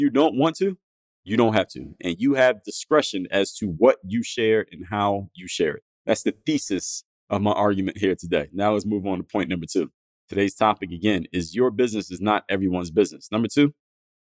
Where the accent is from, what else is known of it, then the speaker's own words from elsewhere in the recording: Philadelphia, Pennsylvania, United States; moved away; Where I grew up in Philadelphia, my house that I grew up in was across the street from a church.